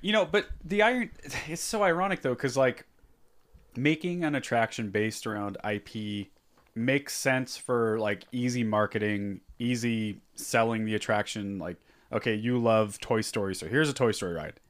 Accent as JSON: {"language": "English", "country": "United States", "said": "I'm an American"}